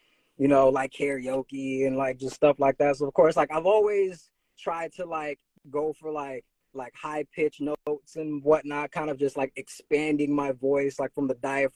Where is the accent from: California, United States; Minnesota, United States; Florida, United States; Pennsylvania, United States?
California, United States; Fairfield; moved away as an adult; now in Oakland, United States; I'm originally from Fairfield.